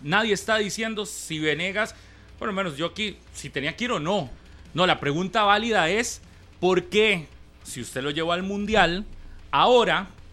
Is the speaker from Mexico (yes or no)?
no; Costa Rica; Nosotros, los ticos